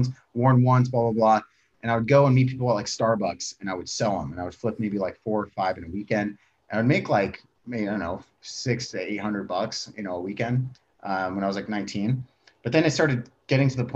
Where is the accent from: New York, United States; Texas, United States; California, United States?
California, United States; Tracy; I'm from Tracy, California. It's a small town, fucking nothing going on there